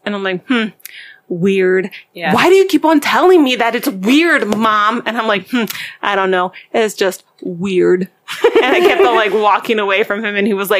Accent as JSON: {"language": "English", "town": "Baltimore", "region": "Maryland", "country": "United States", "said": "We are three sisters from the Baltimore, Maryland area."}